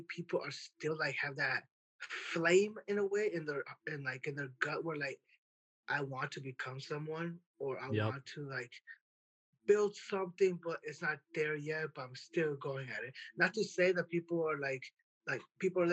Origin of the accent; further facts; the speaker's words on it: Worthington, Minnesota, United States; I'm from a small town called Worthington, Minnesota, which is southwest Minnesota